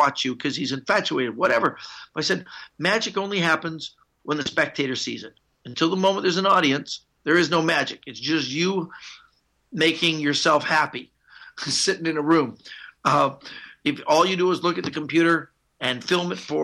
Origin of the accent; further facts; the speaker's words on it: Canada; I'm Canadian